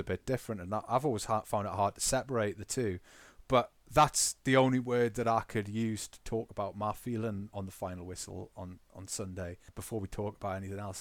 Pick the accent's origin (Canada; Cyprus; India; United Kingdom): United Kingdom; Newcastle upon Tyne, North East England; I've invested a lot of my identity in being from Newcastle